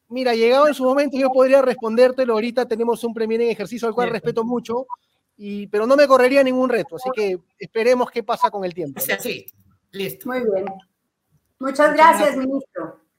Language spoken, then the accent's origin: Spanish; Peru; pero lo que tenemos que hacer ahorita, como peruanos, es tratar de encontrar los puntos en común para poder salvar esta situación de crisis